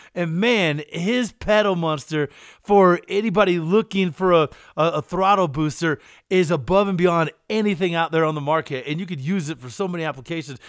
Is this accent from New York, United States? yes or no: no; Eastern Kentucky, United States; I'm from Eastern Kentucky. We dug coal. We didn't roll it